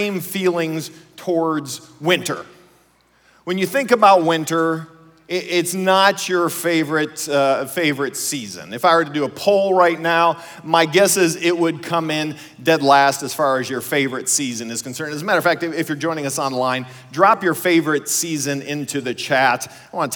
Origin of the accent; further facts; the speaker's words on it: Ohio, United States; we grew up in Ohio